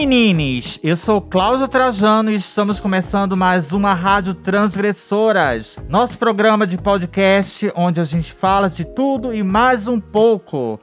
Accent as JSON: {"language": "Portuguese", "region": "Amapá", "country": "Brazil", "tie": "born or raised there", "moved": "yes", "lives_now": "São Paulo, Brazil", "said": "tenho 30 anos, sou do estado do Amapá. Saí de casa com muito nova, não me lembro muito bem, acho que eu tinha 12 anos"}